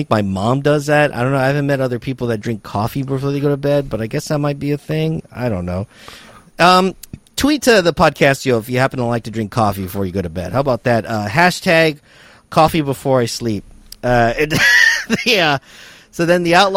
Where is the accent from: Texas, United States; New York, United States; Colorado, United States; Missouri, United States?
Texas, United States; I'm from Texas, I am from the inner city